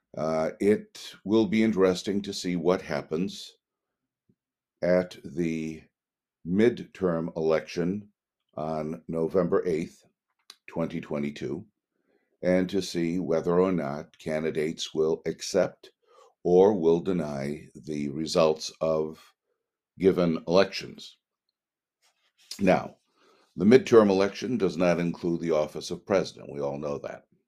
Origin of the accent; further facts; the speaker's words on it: United States; We are citizens of the United States of America